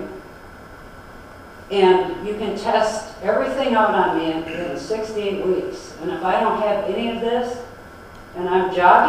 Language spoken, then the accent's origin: English; Detroit, Michigan, United States; So I'm from Detroit